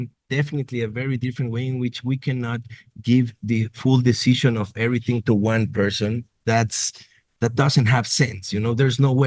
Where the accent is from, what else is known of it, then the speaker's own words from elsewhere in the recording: Nuevo Laredo, Tamaulipas, Mexico; I'm originally from Nuevo Laredo in border with Laredo, Texas